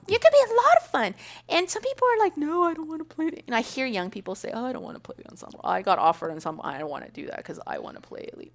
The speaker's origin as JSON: {"language": "English", "area": "Kern County", "region": "California", "country": "United States", "tie": "born or raised there", "said": "when I was raised in Kern County, my mom owned a Mexican bar"}